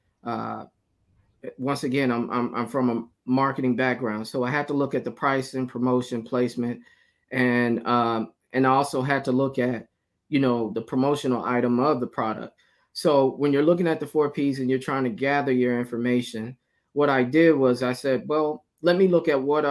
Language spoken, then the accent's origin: English; Moundville, Alabama, United States; I'm originally from Alabama. Actually, it's a small town called Moundville, Alabama.